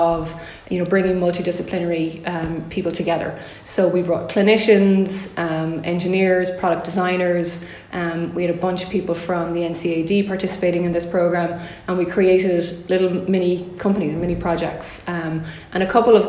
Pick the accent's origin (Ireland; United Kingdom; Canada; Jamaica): Ireland; Galway, Connacht; my hometown in Galway